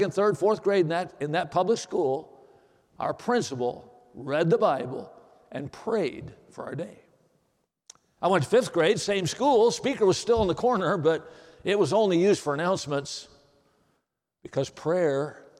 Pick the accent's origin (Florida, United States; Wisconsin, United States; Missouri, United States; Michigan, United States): Wisconsin, United States; Watertown; I grew up in Watertown, Wisconsin.